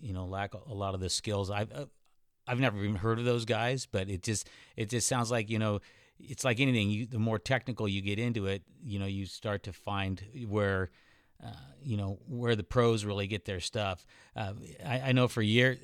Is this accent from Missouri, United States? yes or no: no; California, United States; now in Arizona, United States; I'm from California